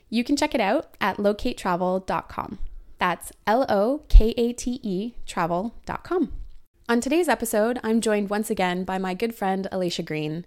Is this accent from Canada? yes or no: yes; Canada; moved away as an adult